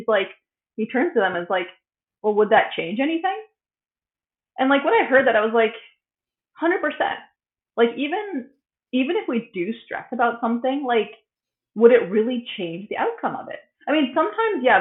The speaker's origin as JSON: {"language": "English", "country": "United States", "moved": "as an adult", "lives_now": "Sweden", "said": "coming from like being American, of course we're not told to be toned down, even though I feel like I'm a toned down American"}